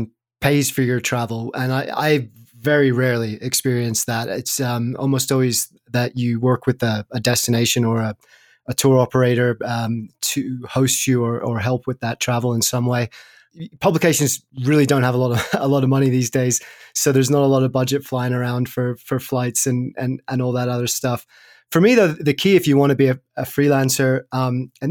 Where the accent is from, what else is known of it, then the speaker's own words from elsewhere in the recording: Sussex, South East England, United Kingdom; where I grew up in Sussex in the south of England